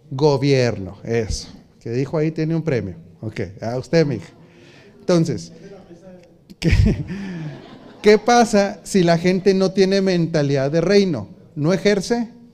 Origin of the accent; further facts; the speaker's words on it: Mexico; En la cultura mexicana, prácticamente desde que nacemos o nos empiezan a enseñar de Dios